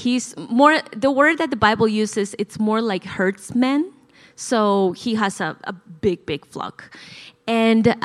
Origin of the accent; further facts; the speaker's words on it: La Paz, Bolivia; English is a second language; moved away as an adult; now in United States; I was born and raised in La Paz, Bolivia. So if I ever say something that's sounds weird or I have an accent, that's the reason why